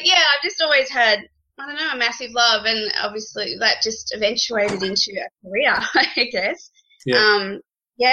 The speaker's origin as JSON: {"language": "English", "country": "Australia", "accent": "Australian", "said": "you can all hear with my fancy little accent, obviously, that I'm Australian"}